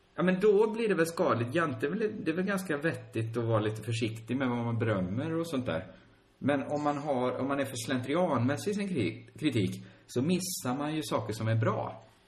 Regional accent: Sweden; vi i Sverige

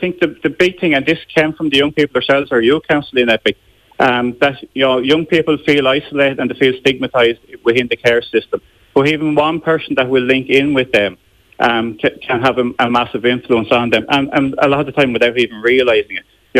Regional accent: Wexford, Leinster, Ireland; This is a strange thing, because I'm from Wexford, the Cork area, we actually cover the Wexford area as well.

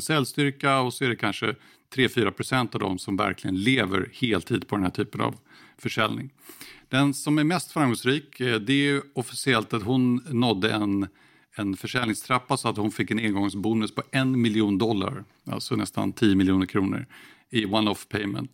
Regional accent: Sweden; Här hemma i Sverige

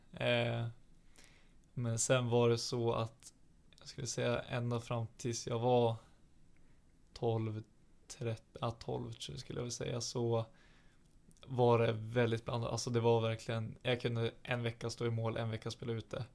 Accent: Alnö, Västernorrland County, Sweden; now in Sundsvall, Sweden; jag växte upp på Alnö

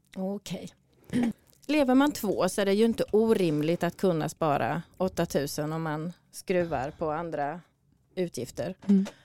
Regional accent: Sweden; du och jag är ju födda och uppvuxna i Sverige båda två

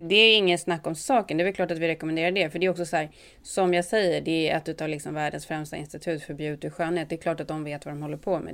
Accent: Sweden; now in United States; oss som svenskar

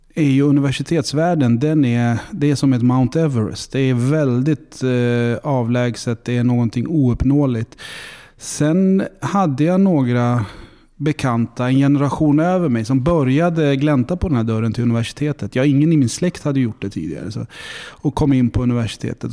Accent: Stockholm, Stockholm County, Sweden; moved away as an adult; now in Linköping, Sweden; jag är en stereotyp stockholmare

